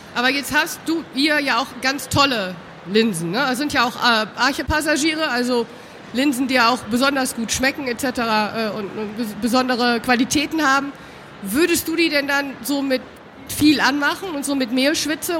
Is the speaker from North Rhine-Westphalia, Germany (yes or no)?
yes; Düsseldorf, North Rhine-Westphalia, Germany; Jetzt haben wir hier drei Rheinländer, müssen wir ganz ehrlich sagen. Wir kommen aus Düsseldorf